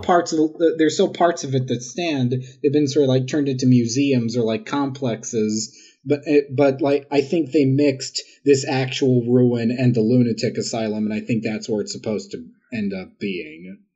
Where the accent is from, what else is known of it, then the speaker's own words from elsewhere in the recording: New York City, New York, United States; I am from Queens. I'm from Jackson Heights.